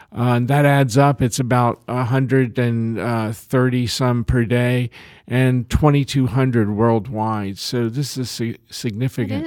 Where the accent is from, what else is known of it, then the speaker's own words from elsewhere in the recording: Lexington, United States; my hometown of, of Lexington